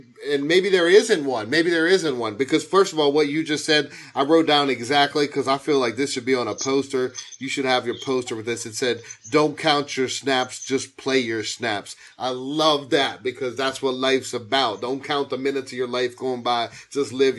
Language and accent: English; Pittsburgh, Pennsylvania, United States; I'm from Pittsburgh. I'm a Steeler fan. I grew up in black and yellow